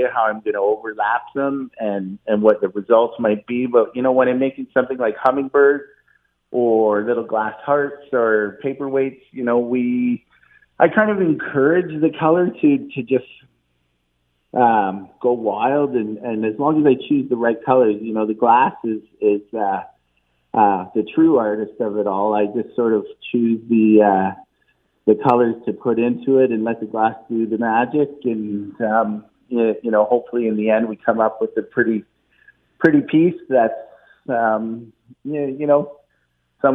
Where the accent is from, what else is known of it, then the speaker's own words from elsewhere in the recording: Burlington, Ontario, Canada; also born or lived in western Canada; I'm from Burlington originally